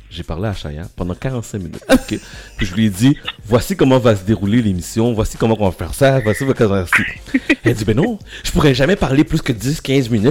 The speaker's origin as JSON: {"language": "French", "town": "Montreal", "region": "Quebec", "country": "Canada", "tie": "born or raised there", "said": "moi je suis né à Montréal-Nord, sur la rue Cobou, en ah, Fleury."}